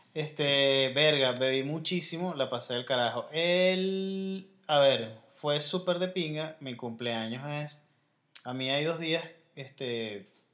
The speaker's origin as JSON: {"language": "Spanish", "country": "Venezuela", "said": "Yo soy venezolano"}